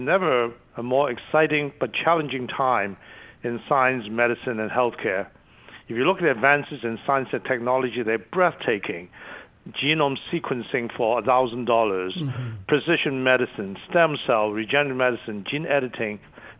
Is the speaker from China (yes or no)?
yes; China; born there; English is a second language; moved away; also born or lived in Hong Kong; as you know, I was born in China, mm-hmm. and my family and I left, you know, the border to Hong Kong. And then I was fortunate enough to come over here to study.